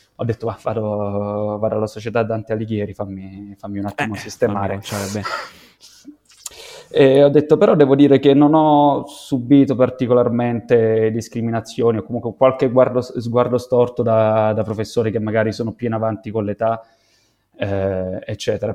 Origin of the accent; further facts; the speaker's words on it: Santi Cosma e Damiano, Lazio, Italy; vengo da Santi Cosma e Damiano, un paesino rurale di duemilacinquecento persone